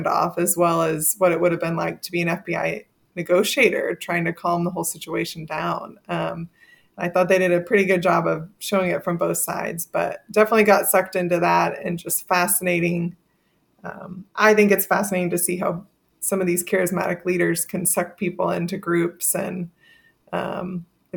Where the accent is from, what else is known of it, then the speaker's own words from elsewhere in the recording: Texas, United States; I'm from Texas